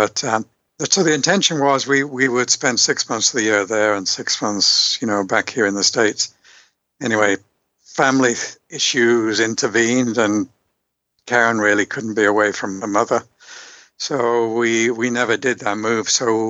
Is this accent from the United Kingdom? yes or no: yes; Liverpool, North West England, United Kingdom; accent: Liverpool; moved away; also born or lived in Yorkshire; I'm from the UK many, many years ago, born in Yorkshire, brought up in Liverpool. Don't have my Beatles accent anymore.